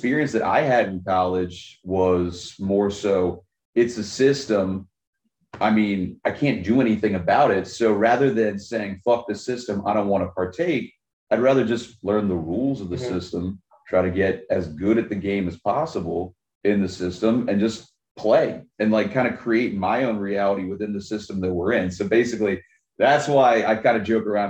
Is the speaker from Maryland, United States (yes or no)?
yes; Baltimore, Maryland, United States; moved away; also born or lived in Virginia; I'm from Baltimore originally